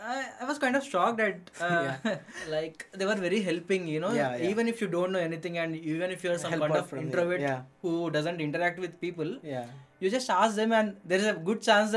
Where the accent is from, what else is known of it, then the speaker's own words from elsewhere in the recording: Hyderabad, Telangana, India; moved away as an adult; also born or lived in Chennai; now in Michigan, United States; I am from Hyderabad, India. It's the Telangana state.